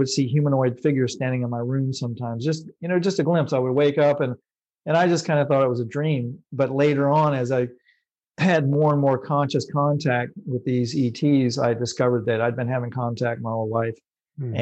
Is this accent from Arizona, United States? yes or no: no; North Carolina, United States; I'm just a white bread, white guy from North Carolina